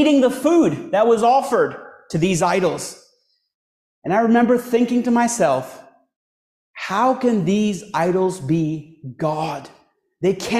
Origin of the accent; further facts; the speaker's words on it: India; moved away; I was born and raised in a Hindu family back in India all my life, till around age 19